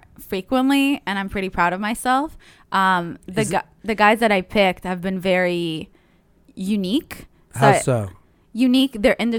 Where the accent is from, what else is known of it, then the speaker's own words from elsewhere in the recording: Israel; But I grew up in Israel, so it was really hot.